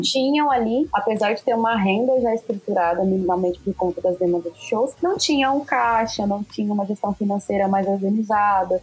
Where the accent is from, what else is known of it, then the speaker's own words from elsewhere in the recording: Machado, Minas Gerais, Brazil; now in São Paulo, Brazil; Minha cidade é uma cidade com é, um patrimônio imaterial muito forte, são as Congadas, eu sou de Machado, sul de Minas, Minas